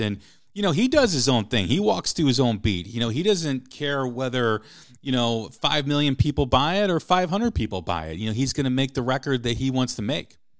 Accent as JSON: {"language": "English", "area": "outside of Chicago", "region": "Illinois", "country": "United States", "tie": "born or raised there", "said": "I grew up outside of Chicago"}